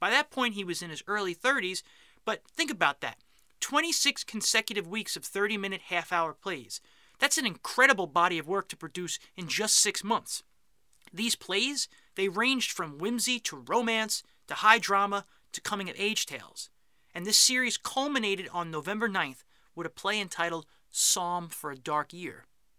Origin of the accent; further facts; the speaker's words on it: New York City, New York, United States; accent: New York; As you can tell from my accent, I come from New York City.